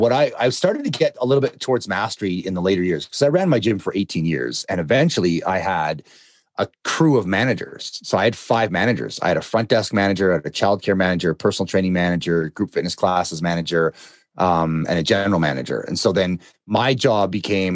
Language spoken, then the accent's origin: English; Canada; I'm Canadian